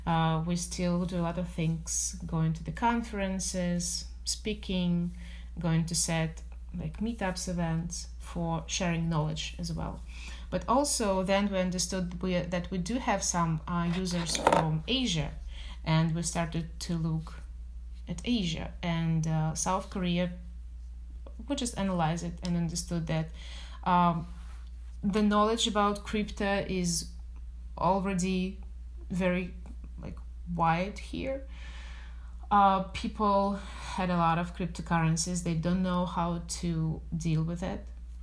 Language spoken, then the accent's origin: English; Moscow, Russia; moved away; I'm from Moscow originally.